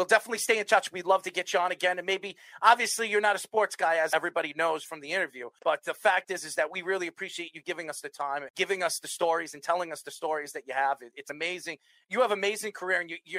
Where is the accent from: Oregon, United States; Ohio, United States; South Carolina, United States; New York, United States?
New York, United States; I'm from New York.